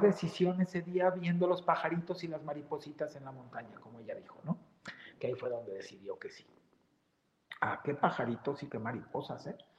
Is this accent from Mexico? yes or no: yes; Mexico; todos somos mexicanos donde estemos